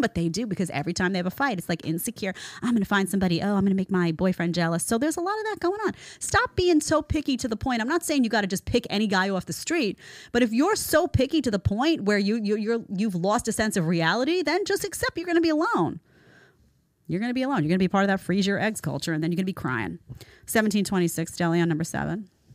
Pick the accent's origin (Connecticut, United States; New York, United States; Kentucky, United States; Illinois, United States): New York, United States; I'm a New Yorker